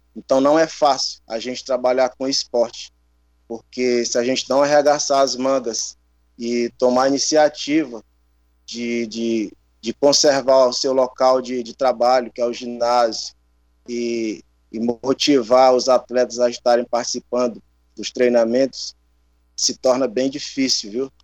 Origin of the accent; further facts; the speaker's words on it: Teresina, Piauí, Brazil; eu cresci aqui no Disseu, né? É, fiz parte de projeto social e a gente sabe que os bairros, a periferia de Teresina